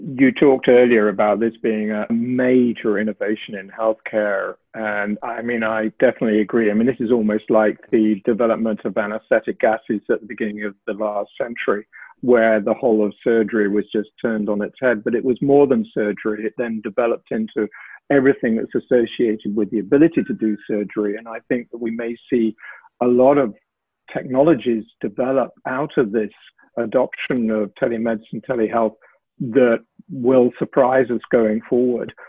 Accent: United Kingdom; moved away; you'll tell from my accent perhaps that I trained in the UK and worked there a lot

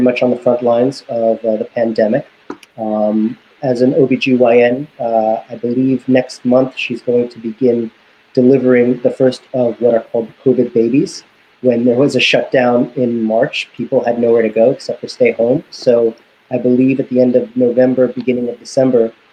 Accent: United States; I was born in the United States, but I was conceived in the Soviet Union. My parents came to America about 6 weeks before I was born.

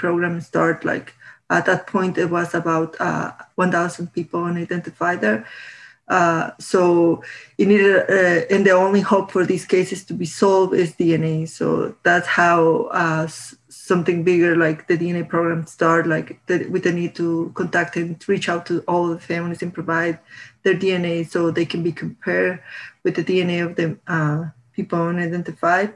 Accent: Guatemala; moved away as an adult; now in Tucson, United States; I am originally from Guatemala. I moved to the U.S. in 2016

